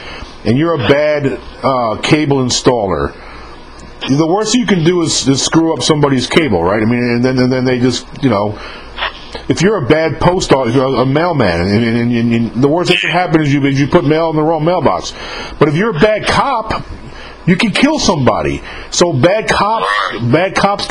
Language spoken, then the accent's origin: English; New York, United States; moved away; I'm from New York originally